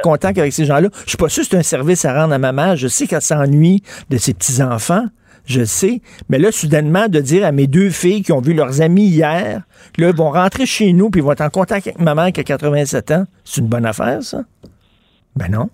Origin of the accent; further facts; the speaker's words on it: Quebec, Canada; en tant que Québécois francophone